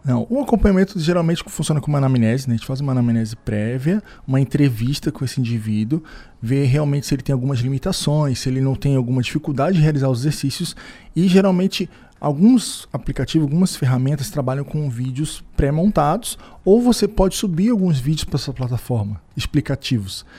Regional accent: Rio de Janeiro, Brazil; moved away as an adult; now in Criciúma, Brazil; sou do Rio de Janeiro

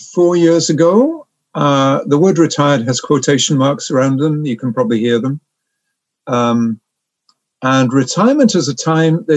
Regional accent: North Wales, United Kingdom; moved away as an adult; also born or lived in Oxford; now in Canada; I was born in Wales

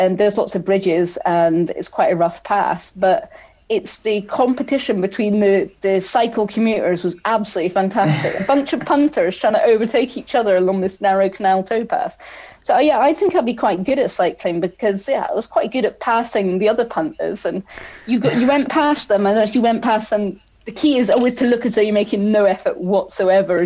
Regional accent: Scotland, United Kingdom; growing up in Scotland

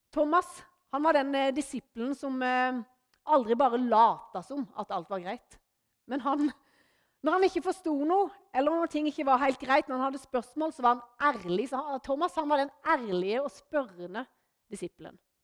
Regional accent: Norway; moved away; hjemme på Løvjemås, der jeg kommer ifra

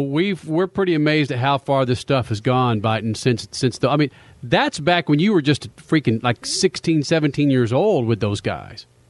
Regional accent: Dallas, Texas, United States; I'm from Dallas, and I've never considered Dallas as the South.

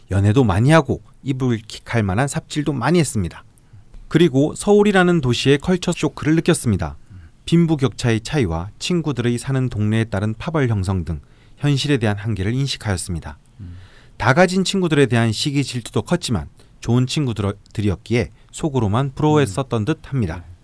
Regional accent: Ulsan, South Korea; 어릴 때 울산에서 태어나 병술 아빠와 정유 엄마 그리고 개유 남동생과 함께 신나게 싸우면서 자랐습니다.

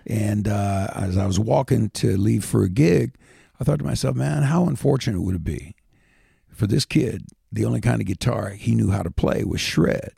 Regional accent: Indiana, United States; moved away as an adult; also born or lived in Washington, D.C.; we're just a couple of hillbillies from Indiana

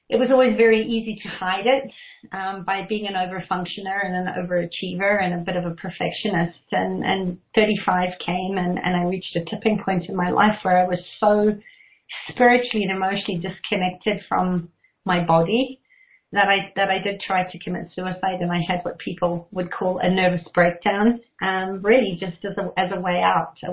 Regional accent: Zimbabwe; I grew up in Zimbabwe, and I always sort of felt like something was it was a war zone. There was a bush war going on, and it was the time of convoys

